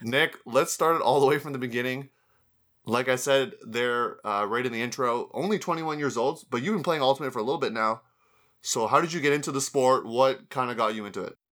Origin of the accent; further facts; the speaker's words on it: Canada; my home country there of Canada